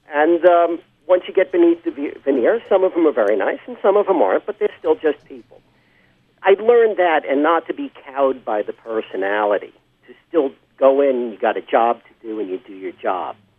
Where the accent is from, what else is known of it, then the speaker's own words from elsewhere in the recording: New York City, New York, United States; I grew up in uh, Forest Hills, Queens